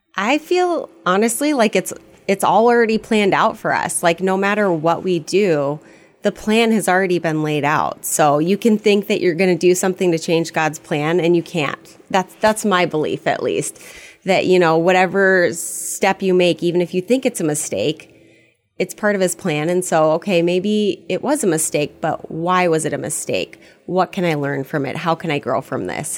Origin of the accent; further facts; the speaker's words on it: Fairbanks, Alaska, United States; moved away as an adult; also born or lived in Fargo-Moorhead area / Bemidji; now in Fargo-Moorhead, United States; originally, I'm from Fairbanks, Alaska